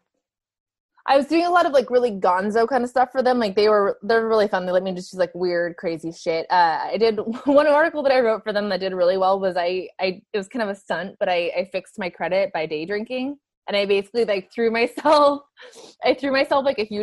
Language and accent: English; Camarillo, California, United States; I'm from Southern California. I'm from a suburb of LA called Camarillo